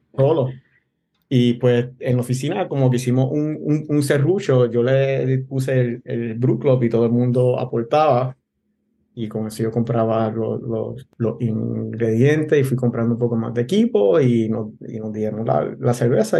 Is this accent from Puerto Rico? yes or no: yes; Gurabo, Puerto Rico; moved away as an adult; also born or lived in Bayamón, Puerto Rico / Vega Baja, Puerto Rico / Mayagüez, Puerto Rico; now in Ashburn, United States; Yo nací en Bayamón, eh, me crié entre Bonao, Tobalta y, y Gurabo.